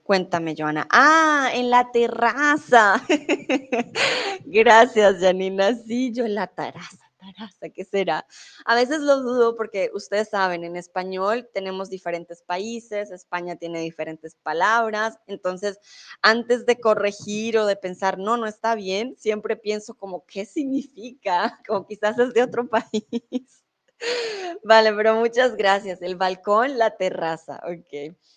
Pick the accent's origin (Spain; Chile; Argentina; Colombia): Colombia; also born or lived in Mexico; now in Germany; soy de Colombia, pero en estos momentos estoy en México. Comúnmente vivo en Alemania